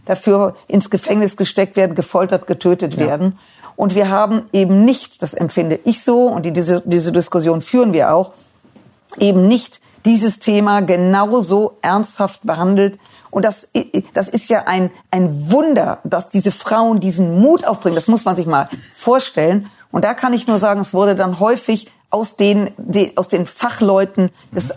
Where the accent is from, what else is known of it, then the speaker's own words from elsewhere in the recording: Germany; ich werde als Deutsche